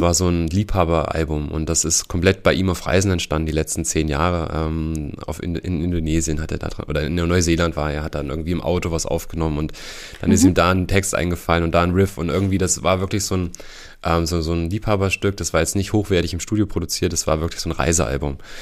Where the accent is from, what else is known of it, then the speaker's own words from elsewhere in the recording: Heringen, Hesse, Germany; also born or lived in Bad Hersfeld; ich komme äh, ursprünglich aus Hering. Da bin ich aufgewachsen.